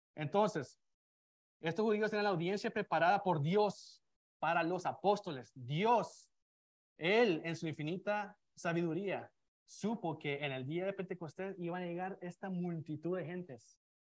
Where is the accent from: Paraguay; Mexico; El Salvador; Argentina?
El Salvador; San Salvador; now in United States; yo soy de Salvador, soy de la capital